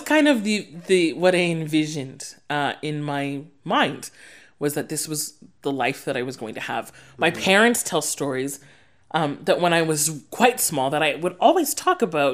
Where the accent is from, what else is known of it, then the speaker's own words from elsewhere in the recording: Sudbury, Ontario, Canada; moved away as an adult; now in Saskatoon, Canada; growing up in Sudbury